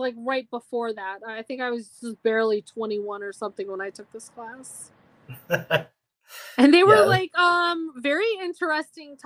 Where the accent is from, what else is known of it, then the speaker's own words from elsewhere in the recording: Boston, Massachusetts, United States; accent: Boston; my Boston accent, which I didn't even know I had